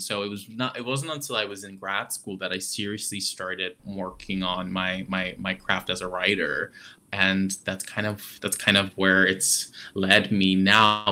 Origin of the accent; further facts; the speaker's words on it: Adana, Turkey; moved away; I grew up in Adana, which is on the southern end of Turkey, right on the Mediterranean Sea, very close to Cyprus.